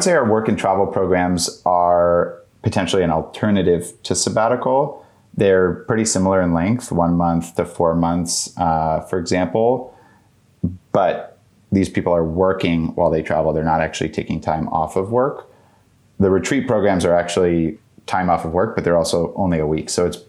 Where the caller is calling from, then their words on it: Washington, District of Columbia, United States; I'm joining from Washington, D.C.